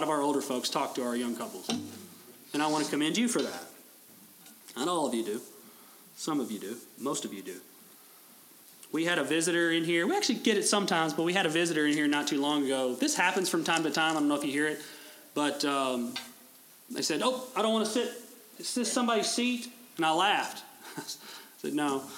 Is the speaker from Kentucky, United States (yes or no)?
yes; Owensboro, Kentucky, United States; I have a grandfather who lives in my hometown of Owensboro